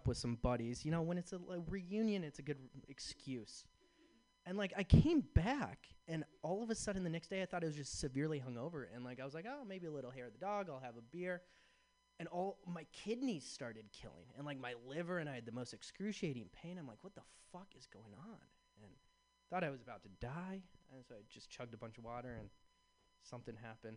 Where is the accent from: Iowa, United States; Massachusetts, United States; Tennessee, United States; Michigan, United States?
Iowa, United States; moved away as an adult; also born or lived in Chicago; now in San Francisco, United States; I grew up in the Midwest in Iowa